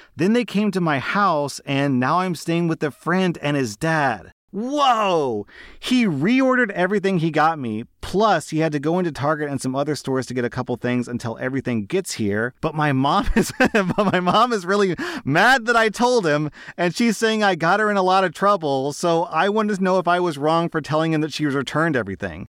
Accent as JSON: {"language": "English", "country": "United States", "said": "I'm an American"}